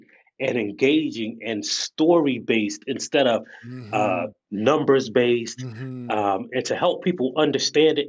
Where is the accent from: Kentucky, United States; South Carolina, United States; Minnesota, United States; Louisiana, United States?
South Carolina, United States; I am from South Carolina